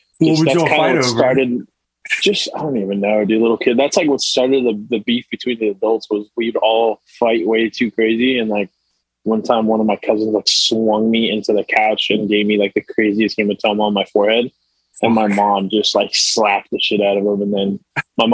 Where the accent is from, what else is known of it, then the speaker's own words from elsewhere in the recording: Fullerton, California, United States; also born or lived in Anaheim, California / Huntington Beach, California; born and raised in Orange County